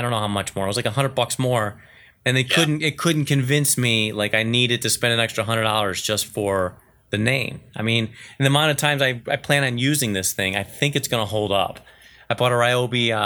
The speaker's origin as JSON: {"language": "English", "region": "Northwest Indiana", "country": "United States", "tie": "born or raised there", "moved": "yes", "said": "I grew up around Northwest Indiana."}